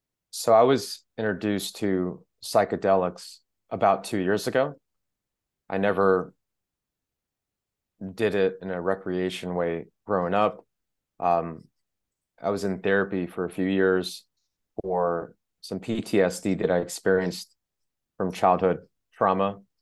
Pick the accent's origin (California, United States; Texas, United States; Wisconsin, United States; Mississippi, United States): Mississippi, United States; also born or lived in Iran; I was born during the Iranian Revolution. I was born in Iran, and my father was killed when I was a baby, and my mom and I had to escape Iran. She remarried someone who was from the South, the Mississippi.